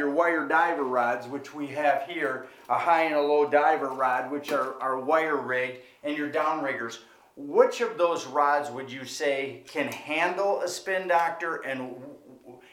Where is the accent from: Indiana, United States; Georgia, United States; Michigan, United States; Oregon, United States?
Michigan, United States; Jenison; the Outdoorsman here in Jenison, my hometown